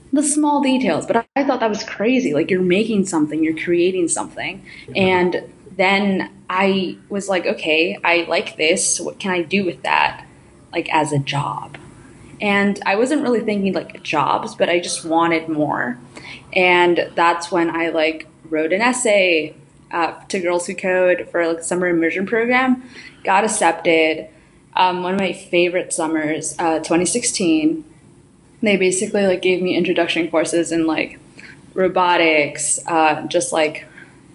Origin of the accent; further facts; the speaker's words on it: New York City, New York, United States; also born or lived in Ecuador; I was born in Ecuador and then I basically grew up in New York City, specifically Brooklyn. I grew up in Bushwick